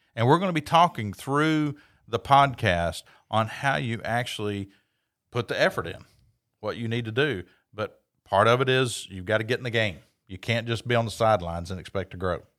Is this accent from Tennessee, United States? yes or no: yes; Knoxville, Tennessee, United States; I grew up in Knoxville, Tennessee